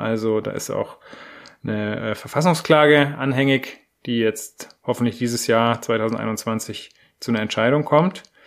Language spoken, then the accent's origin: German; Germany; bei uns in Deutschland